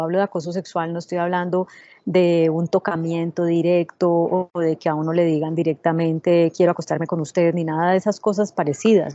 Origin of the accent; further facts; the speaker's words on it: Colombia; moved away as an adult; also born or lived in United States; cuando yo regresé a Colombia hace 10 años, después de vivir en Estados Unidos 8 años trabajando en CNN en español